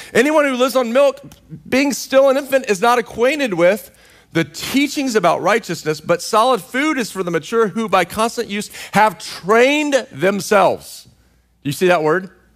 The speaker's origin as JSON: {"language": "English", "region": "Central Texas", "country": "United States", "tie": "born or raised there", "moved": "yes", "lives_now": "California, United States", "said": "I grew up in Central Texas"}